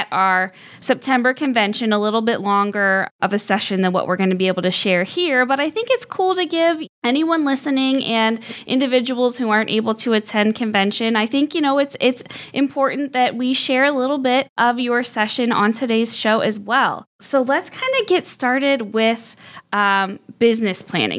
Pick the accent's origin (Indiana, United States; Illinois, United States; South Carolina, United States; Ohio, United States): Ohio, United States; Barberton; I'm from Barberton